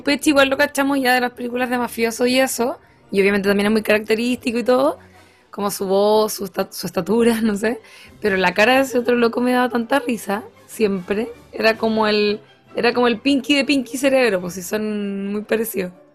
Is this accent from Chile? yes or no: yes; Rancagua, O'Higgins, Chile; en mi infancia en Rancagua